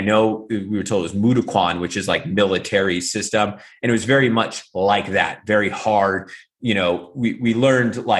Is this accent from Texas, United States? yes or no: no; Central Valley, California, United States; I was born and raised in the Central Valley, California.